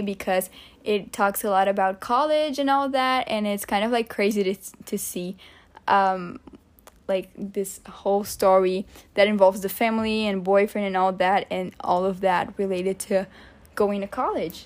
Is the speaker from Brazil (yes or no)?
yes; Vitória, Espírito Santo, Brazil; moved away; Victoria is my hometown